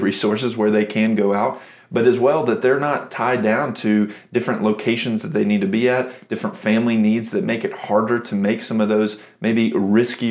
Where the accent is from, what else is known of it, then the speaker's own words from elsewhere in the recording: near Asheville, Western North Carolina, United States; moved away as an adult; now in Virginia, United States; I'm from Western North Carolina near like the Asheville area